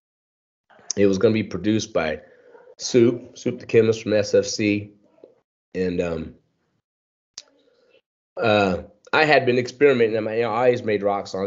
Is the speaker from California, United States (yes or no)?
yes; Riverside, California, United States; Riverside, California, and for those who don't know, that's about 40 miles east of LA County